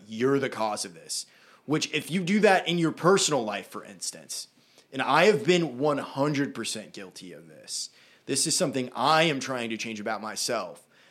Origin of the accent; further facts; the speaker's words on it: Brunswick, Maine, United States; We grew up in Brunswick. Very liberal place